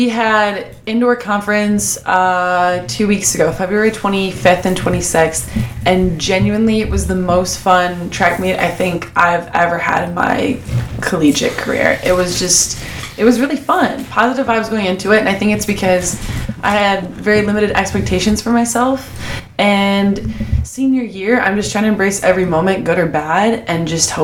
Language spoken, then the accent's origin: English; Elmhurst, Illinois, United States; I'm from Elmhurst, Illinois